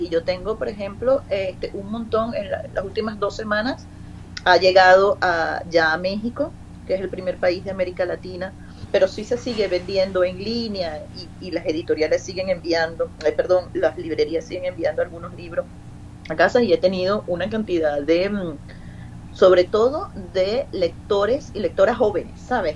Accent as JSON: {"language": "Spanish", "country": "Venezuela", "moved": "yes", "lives_now": "Spain", "said": "yo soy una venezolana del siglo XXI, de una generación específica que habla de una manera y que viene a España donde hablan de otra"}